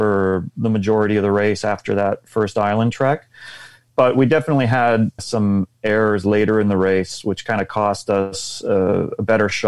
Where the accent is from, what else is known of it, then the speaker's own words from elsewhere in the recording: Unionville, Ontario, Canada; suburbia, Unionville. So just north of Toronto there